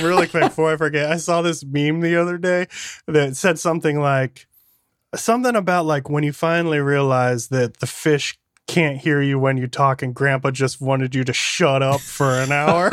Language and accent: English; Michigan, United States; moved away; I grew up in Michigan